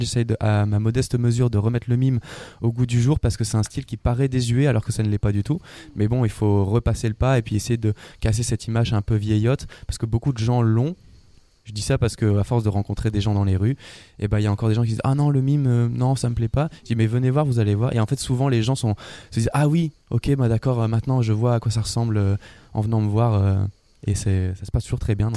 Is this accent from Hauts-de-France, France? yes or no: yes; Lille, Hauts-de-France, France; now in Brussels, Belgium; je suis originaire du nord de la France je suis lillois d'origine maintenant j'habite à Bruxelles en Belgique